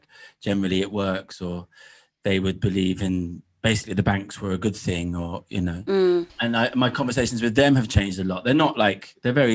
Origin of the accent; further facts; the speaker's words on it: England, United Kingdom; deeply connected with the landscape growing up in England